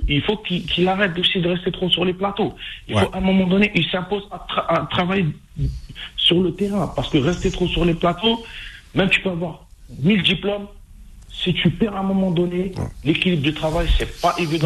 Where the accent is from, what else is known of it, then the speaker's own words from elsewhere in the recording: Algeria; chez nous en Algérie